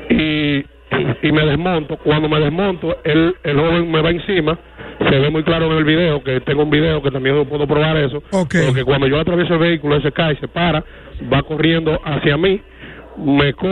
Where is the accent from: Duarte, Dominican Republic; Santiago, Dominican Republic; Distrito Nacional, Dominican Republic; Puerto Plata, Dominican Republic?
Santiago, Dominican Republic; El Embrujo III; la comunidad de donde yo nací donde yo me crié